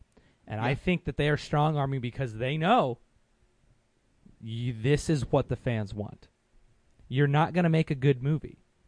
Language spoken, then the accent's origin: English; Southern California, United States; Well, we're from Southern California.